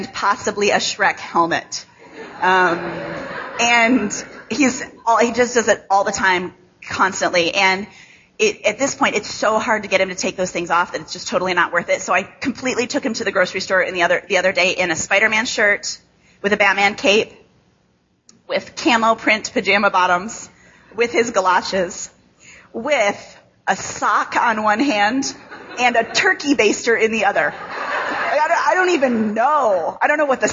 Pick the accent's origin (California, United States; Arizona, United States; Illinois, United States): Illinois, United States; Chicago; accent: nasal Midwest; now in Grand Rapids, United States; I live in Grand Rapids now, but I grew up in Chicago